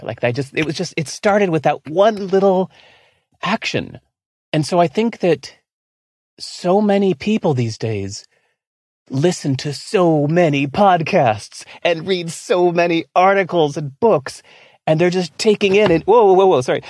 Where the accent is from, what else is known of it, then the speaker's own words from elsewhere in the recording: California, United States; moved away as an adult; also born or lived in Singapore; I grew up not just in America, but in California.